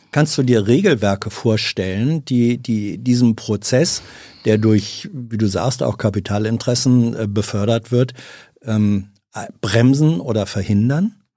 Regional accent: Hanover, Lower Saxony, Germany; Braunschweig ist ja nicht ent weit entfernt von Hannover, meiner Heimatstadt.

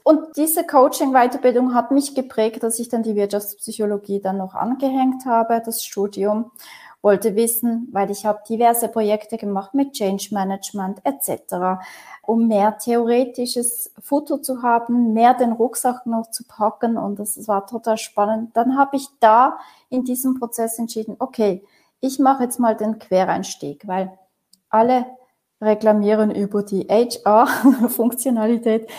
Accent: Switzerland; wie bin ich aufgewachsen hier in der Region Basel an verschiedenen Orten, ähm, Kantonen

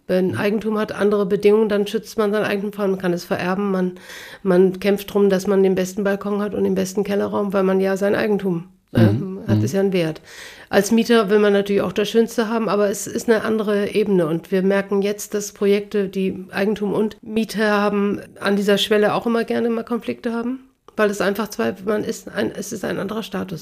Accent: Bremen, Germany; now in Hamburg, Germany; Beginen in Bremen so eine Straße Straße hatten, wo ich aufgewachsen bin

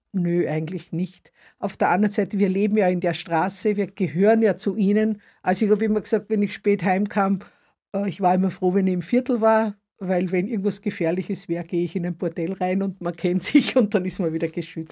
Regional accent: Upper Austria, Austria; now in Stuttgart, Germany; Ich komme aus Oberösterreich. Also so wie es Österreicher gibt, gibt es auch Oberösterreicher und da komme ich her.

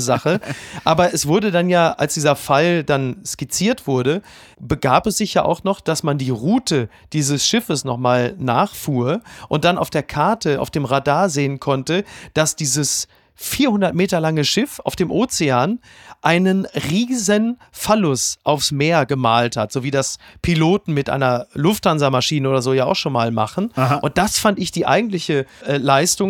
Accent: Ruhr area, North Rhine-Westphalia, Germany; ich komme ja aus dem Ruhrgebiet und zwar aus dem tiefsten Ruhrgebiet.

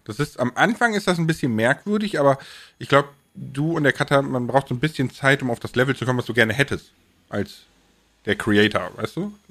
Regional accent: Rhineland, Germany; weil ich komme ja aus dem Rheinland, ne, und ich kann das auch so ein ne bisschen

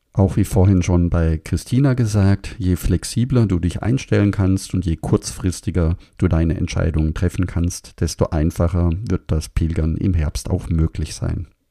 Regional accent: Germany; bei uns in Deutschland

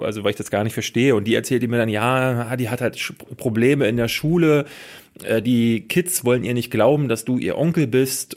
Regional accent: Germany; bei uns in Deutschland

